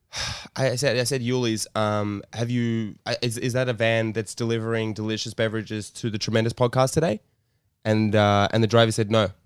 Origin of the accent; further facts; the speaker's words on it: Sydney, New South Wales, Australia; my hometown Redfern